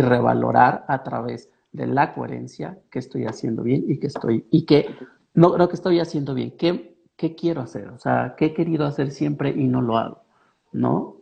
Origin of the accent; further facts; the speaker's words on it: Mexico; also born or lived in Pachuca; nosotros como mexicanos